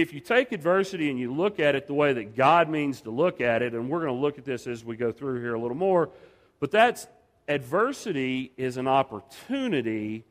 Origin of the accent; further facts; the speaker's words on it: Dallas, Texas, United States; moved away as an adult; now in New Mexico, United States; I'm originally from Dallas